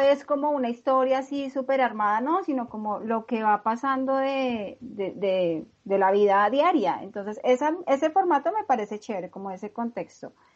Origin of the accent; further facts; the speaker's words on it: Colombia; nosotros como colombianos